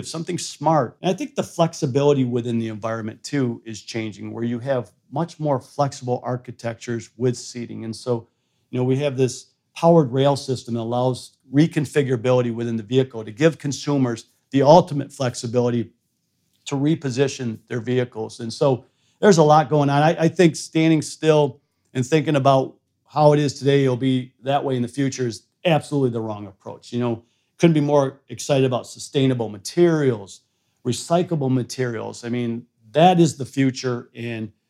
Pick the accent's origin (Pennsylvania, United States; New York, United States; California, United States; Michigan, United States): Michigan, United States; Flint; moved away; also born or lived in Sweden; I grew up in Flint, Michigan